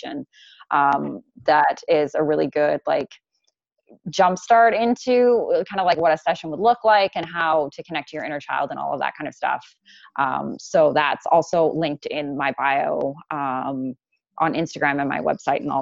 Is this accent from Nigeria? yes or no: no; Canada; being Canadian, like I have like a disconnection, like this is, I'm born here